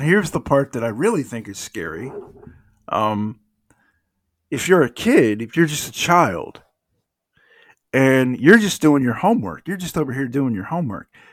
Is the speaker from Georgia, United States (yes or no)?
yes; DeKalb County, Georgia, United States; you and I grew up in DeKalb County, Georgia